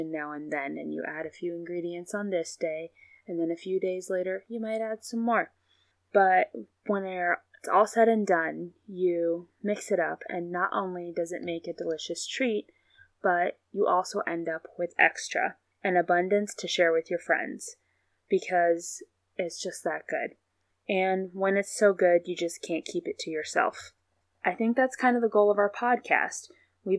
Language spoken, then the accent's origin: English; Ohio, United States; Alma and I both live in Amish country, Ohio. I have actually lived here my entire life